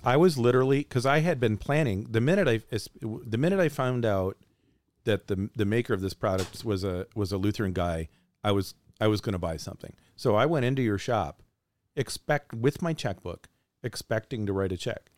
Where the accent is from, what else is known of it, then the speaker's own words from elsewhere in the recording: Frankenmuth, Michigan, United States; I'm a kid from Frankenmuth, Michigan